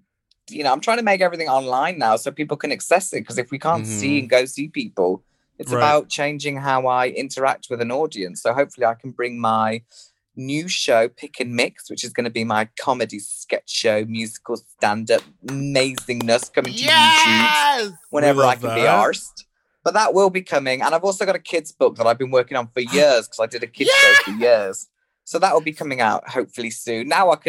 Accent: West Midlands, United Kingdom; accent: Birmingham country farmer hybrid; I mean, my accent is it's like a Birmingham country farmer hybrid, but everyone thinks I'm from Liverpool.

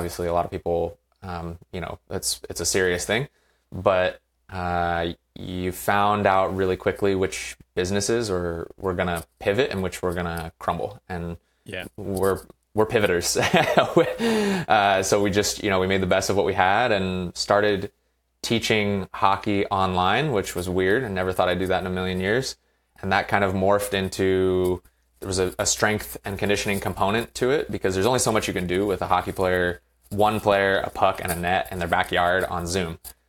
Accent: Virginia, United States; now in California, United States; I played growing up in Virginia on the East Coast. And when I was done playing, I moved out here to California

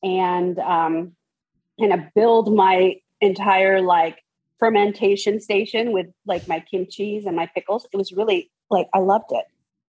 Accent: San Francisco, California, United States; Yes, in San Francisco.

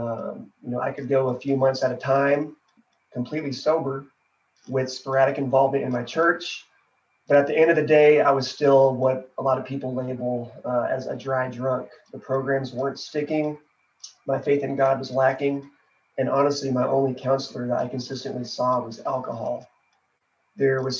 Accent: Fort Worth, Texas, United States; I am from Fort Worth, Texas

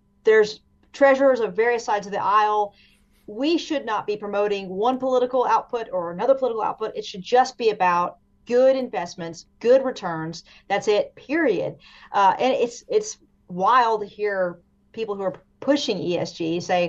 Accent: Eastern Kentucky, United States; I'm from Eastern Kentucky. I'm from the mountains

